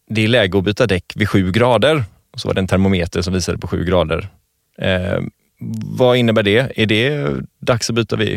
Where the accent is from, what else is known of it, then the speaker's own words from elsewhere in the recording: Gothenburg, Västra Götaland, Sweden; som göteborgare